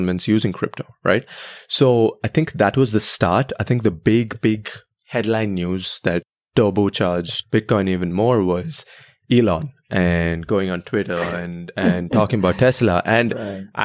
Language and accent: English; Bangalore, Karnataka, India; moved away; I was born and raised in Bangalore, India